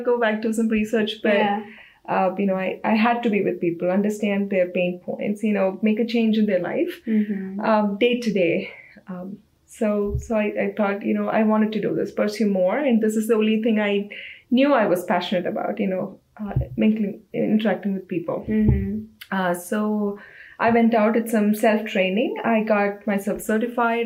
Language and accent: English; India; moved away as an adult; now in United States; I'm from India, so I started as a design engineer in a small startup company in India, Reiotech.